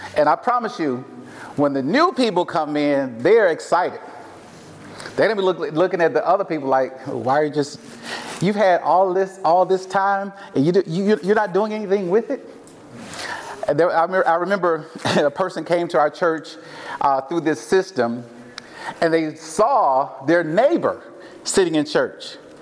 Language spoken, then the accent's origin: English; Mississippi, United States; accent: southern twang; moved away as an adult; now in Portland, United States; I am from Mississippi hence my little southern twang here.